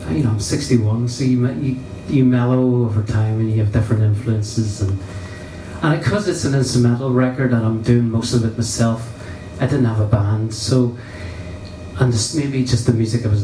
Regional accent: Ireland; So yes, it's, it's yes me just saying I'm Irish. I'm proud of it.

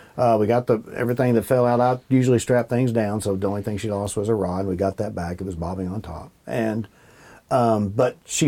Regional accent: Bardstown, Kentucky, United States; I had them growing up in Bardstown.

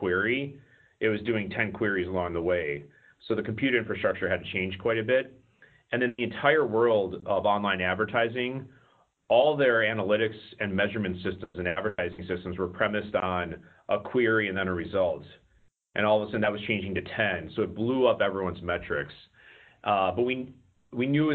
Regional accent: Wisconsin, United States; moved away as an adult; now in Silicon Valley, United States; originally I'm from Wisconsin, so I got my undergrad at the University of Wisconsin.

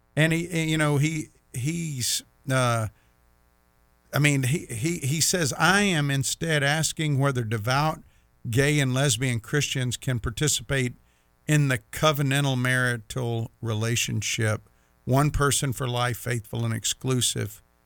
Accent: Meridian, Mississippi, United States; I grew up with Tim in Meridian, Mississippi

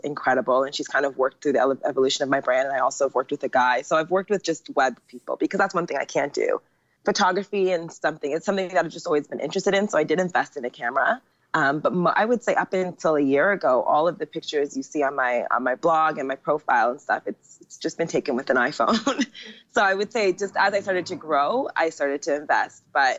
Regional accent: Jamaica; now in Asia; the more business was coming in as a Jamaican girl, like I never turn away money.

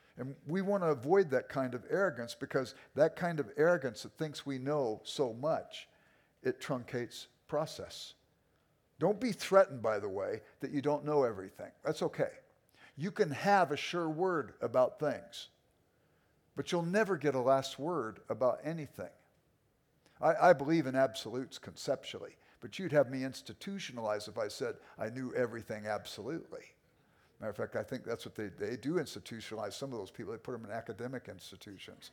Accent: Los Angeles, California, United States; I grew up in South Central Los Angeles. I was an inner city kid

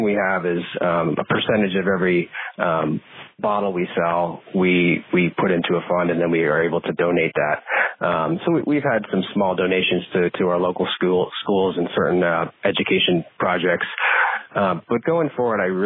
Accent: Northeast, United States; also born or lived in Brazil; now in Vermont, United States; I grew up in the Northeast

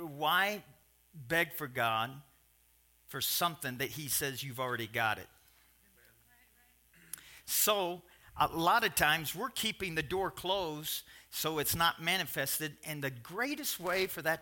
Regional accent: Kentucky, United States; I'm from Kentucky

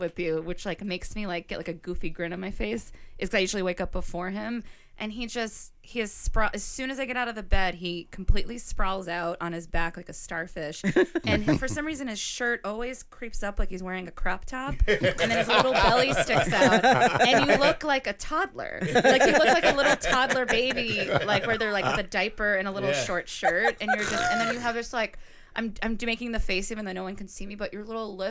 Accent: Chicago, Illinois, United States; now in New York, United States; I was here first in New York. I came from Chicago.

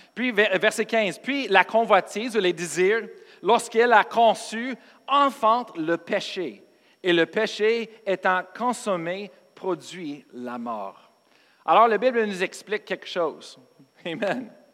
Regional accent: United States; moved away; je suis américain, pas parce que je suis pasteur

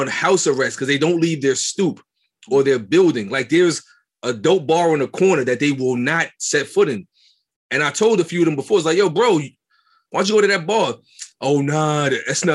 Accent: New York City, New York, United States; I'm from Brooklyn, raised in Brooklyn all my life

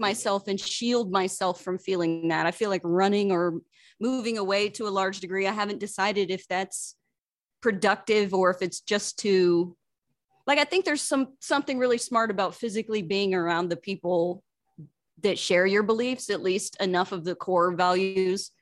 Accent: Kansas, United States; moved away as an adult; also born or lived in Los Angeles; I'm from Kansas originally. Lived there for 20 years before I ventured to Los Angeles

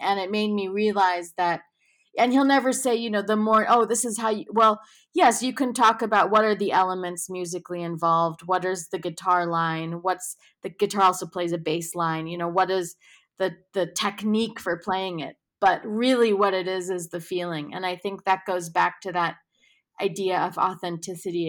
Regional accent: New York City, New York, United States; I'm born and raised in New York City

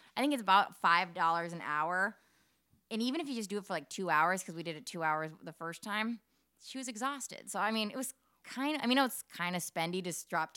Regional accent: Minnesota, United States; We are so Minnesotan

